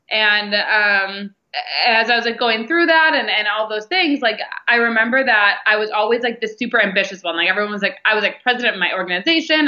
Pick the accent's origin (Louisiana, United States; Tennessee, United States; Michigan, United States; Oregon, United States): Michigan, United States; Detroit; I was born in Detroit, Michigan, and had super normal upbringing